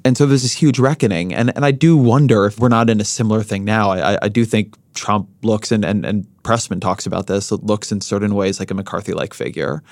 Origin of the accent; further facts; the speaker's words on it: Southern California, United States; I grew up in Southern California.